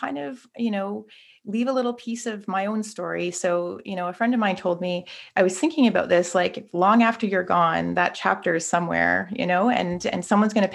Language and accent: English; Rocky Bay First Nation, Ontario, Canada; I'm from Rocky Bay First Nation, and I'm from the Bear Clan